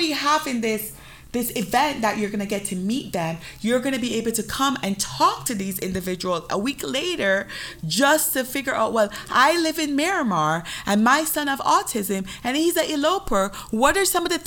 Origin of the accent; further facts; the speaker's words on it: Jamaica; moved away; I am Jamaican